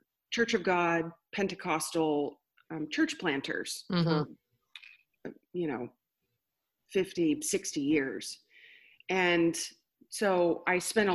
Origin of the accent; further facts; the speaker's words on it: Iowa Park, Texas, United States; now in McAlester, United States; the town where I grew up is actually Iowa Park, and there were about 3,000 people in the town.